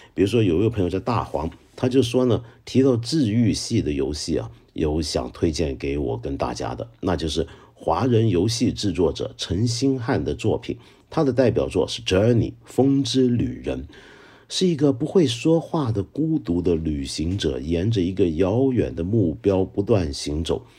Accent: Hong Kong; accent: Hong Kong-accented Mandarin (港普); first language Cantonese; Chinese is a second language; 我觉得我的普通话以香港人或者以广东人的标准来讲，算是很可以了吧

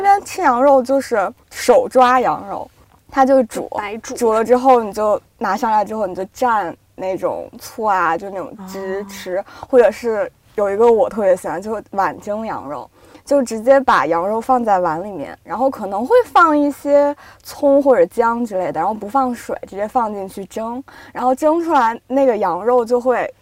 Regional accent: Yinchuan, Ningxia, China; now in Beijing, China; 我是西北的，我是银川的

